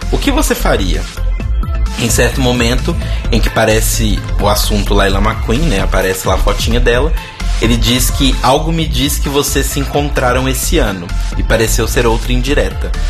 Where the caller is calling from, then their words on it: Brasília, Federal District, Brazil; Oi, pessoal … sou de Brasília e adoro o programa.